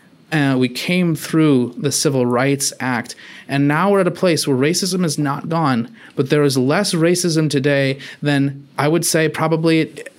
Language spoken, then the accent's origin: English; United States; Primarily, I'm a Christian, okay, but I'm also an American.